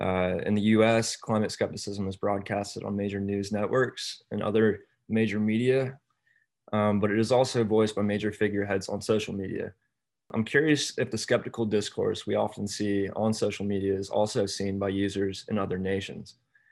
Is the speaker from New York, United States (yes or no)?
no; Jacksonville, North Carolina, United States; I'm a fourth year student, double major in sports administration and English. I'm from Jacksonville, North Carolina, which is a military-based town right on the beach.